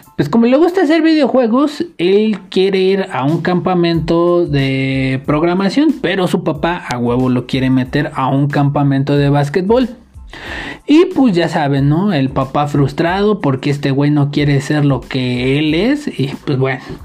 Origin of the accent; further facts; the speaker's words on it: Mexico; los mexicanos dejamos mensajes encriptados